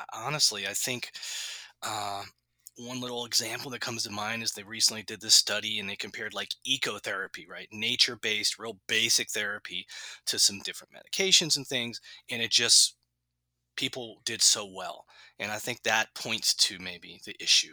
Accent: New Orleans, Louisiana, United States; growing up in New Orleans

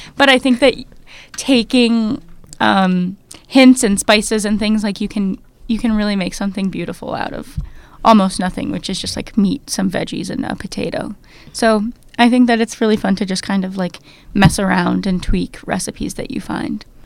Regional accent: New Jersey, United States; I grew up in New Jersey

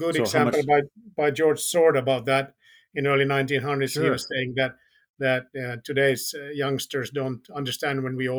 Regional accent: Finland; first language Finnish; English is a second language; as Finnish is my language

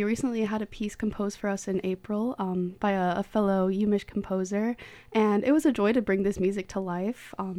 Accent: Rowley, Iowa, United States; I am the alto saxophonist from … I'm from Rowley, Iowa.

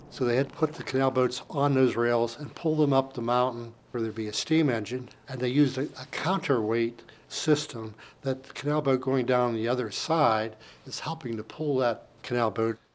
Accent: Saltsburg, Pennsylvania, United States; I was born and raised in Salzburg

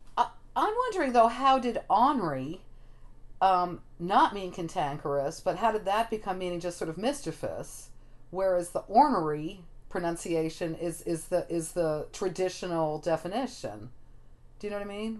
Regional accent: New Jersey, United States; Ross and I grew up on the East Coast in New Jersey

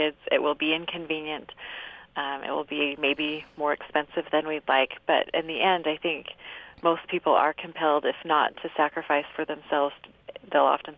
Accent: Cedar City, Utah, United States; I'm from Cedar City

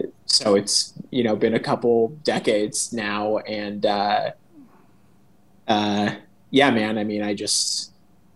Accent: Los Angeles, California, United States; also born or lived in Santa Barbara, California; I grew up here in Los Angeles, and also partly in Santa Barbara, which is like just north of here where my dad is from.

